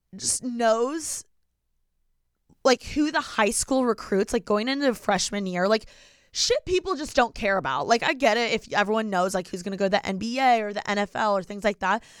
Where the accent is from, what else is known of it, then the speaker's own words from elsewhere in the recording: Bloomington, Indiana, United States; moved away as an adult; also born or lived in New York; now in Los Angeles, United States; I was born and raised literally in Bloomington, Indiana